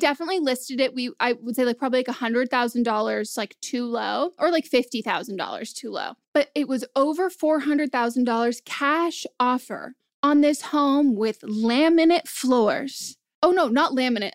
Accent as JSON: {"language": "English", "area": "Marin County", "region": "California", "country": "United States", "tie": "born or raised there", "said": "I grew up in Marin County, like a very expensive place"}